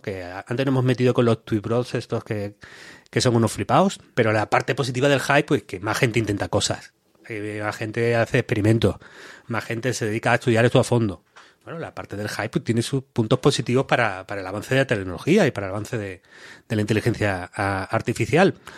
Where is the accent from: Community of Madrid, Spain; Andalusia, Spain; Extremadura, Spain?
Andalusia, Spain; Málaga; accent: malagueño; yo soy un chaval de Málaga